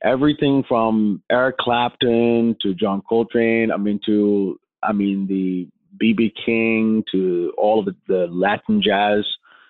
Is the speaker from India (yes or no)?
yes; India; now in United States; I grew up in India around poverty, and I saw slums and shelters and people homeless.